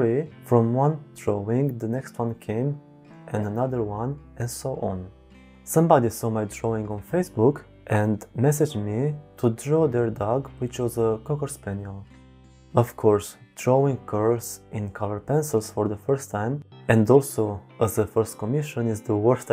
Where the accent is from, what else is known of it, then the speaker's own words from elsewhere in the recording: Belgium; I'm from Belgium